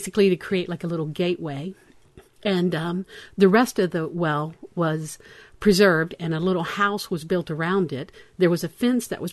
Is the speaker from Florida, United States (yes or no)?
yes; Florida, United States; moved away; I'm from Florida, so I'm telling you pinfish, because that's what we call them